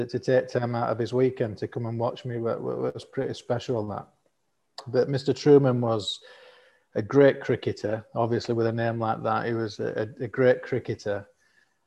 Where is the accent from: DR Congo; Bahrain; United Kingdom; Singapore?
United Kingdom; Elland, Yorkshire and the Humber; accent: northern; moved away as an adult; now in Qatar; I'm from a little town called Elland, which is in West Yorkshire between Halifax and Huddersfield. That's where I was born and grew up